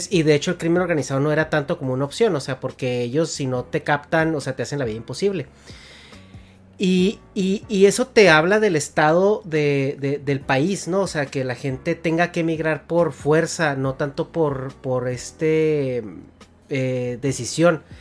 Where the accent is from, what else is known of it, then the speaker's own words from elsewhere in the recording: Mexico; moved away as an adult; now in United States; y digo, yo soy mexicano, vivo en Estados Unidos, tengo toda mi vida profesional viviendo en Estados Unidos.